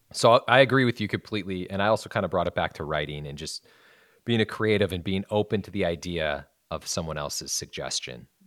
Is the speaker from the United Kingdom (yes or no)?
no; Wisconsin, United States; now in Los Angeles, United States; I'm from Wisconsin. I came out here